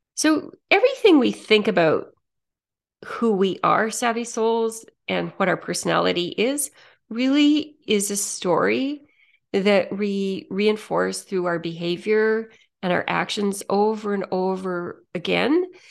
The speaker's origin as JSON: {"language": "English", "town": "Saskatoon", "region": "Saskatchewan", "country": "Canada", "tie": "born or raised there", "said": "I grew up in Saskatchewan"}